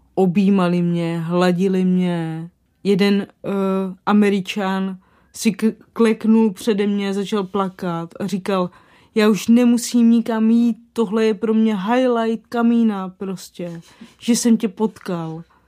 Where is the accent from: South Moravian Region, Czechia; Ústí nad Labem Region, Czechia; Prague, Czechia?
South Moravian Region, Czechia; Moravany; já pocházím z Moravan u Kijova, což je na Slovácku